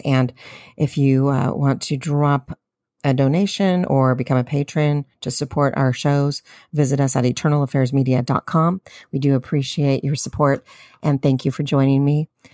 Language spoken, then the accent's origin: English; California, United States; I'm a Californian